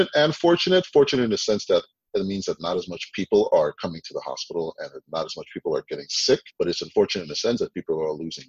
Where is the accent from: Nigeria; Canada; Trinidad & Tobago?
Trinidad & Tobago; I was born in Trinidad